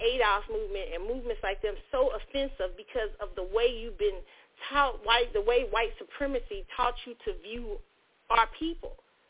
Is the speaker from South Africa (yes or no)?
no; United States; as a Black American woman, she's doing good. But I can't be measured in the same stick as Nigerians because I'm not Nigerian. So you're going to think of me as an American.